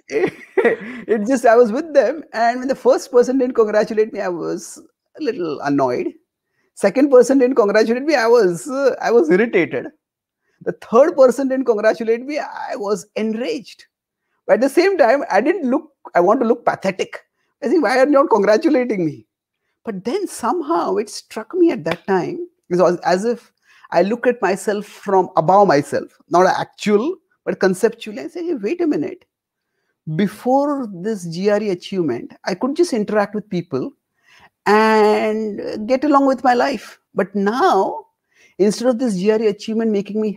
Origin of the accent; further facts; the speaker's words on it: India; I was born and brought up in India